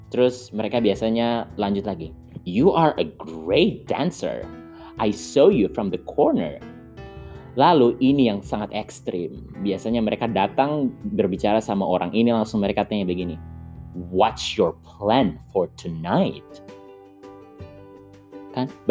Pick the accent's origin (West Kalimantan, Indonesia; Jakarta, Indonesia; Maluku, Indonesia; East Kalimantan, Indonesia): Maluku, Indonesia; Saumlaki; karena aku dari Saumlaki ini sudah gaya-gaya orang Saumlaki